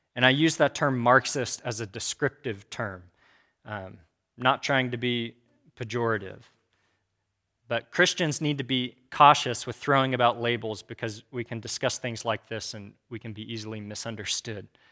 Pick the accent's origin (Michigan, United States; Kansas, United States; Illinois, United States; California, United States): Kansas, United States; also born or lived in Abilene, Texas; I was raised in Kansas